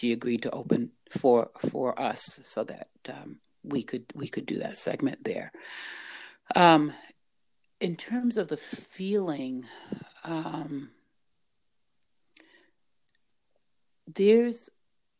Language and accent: English; New Bedford, Massachusetts, United States; growing up in New Bedford, that a place that allowed me to have to nurture that love for my country